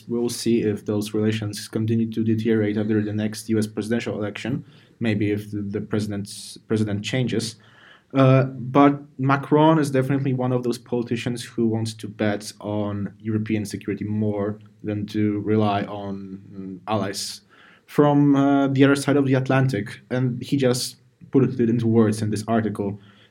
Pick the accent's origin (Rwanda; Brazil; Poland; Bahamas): Poland; in my home country, many people are angered that in the West, the fall of the Berlin Wall is mentioned as the end of the Cold War. And people say that, oh, wait, we were the first ones to abolish communism in Poland in 89.